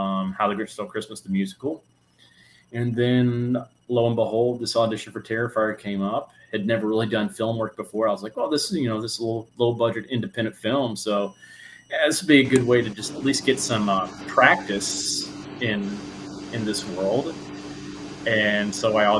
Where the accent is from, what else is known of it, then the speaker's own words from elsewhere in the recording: Huntsville, Alabama, United States; I'm from Huntsville, Alabama, born and raised.